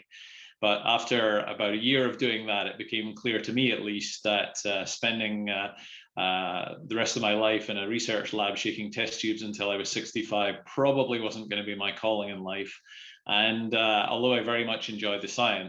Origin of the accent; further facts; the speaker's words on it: Dumfriesshire, Scotland, United Kingdom; moved away as an adult; also born or lived in Lockerbie / Glasgow; I was born and brought up in Dumfriesshire in the middle of farming country.